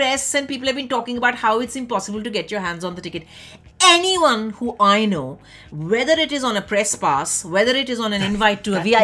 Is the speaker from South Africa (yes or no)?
no; India; When I was growing up in India, 80s, 90s